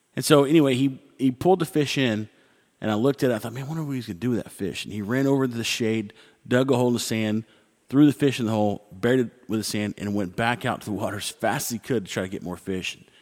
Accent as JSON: {"language": "English", "country": "United States", "said": "me being American"}